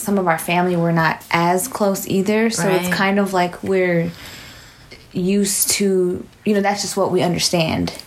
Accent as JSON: {"language": "English", "town": "San Antonio", "region": "Texas", "country": "United States", "moved": "as an adult", "lives_now": "Houston, United States", "said": "I am also from San Antonio"}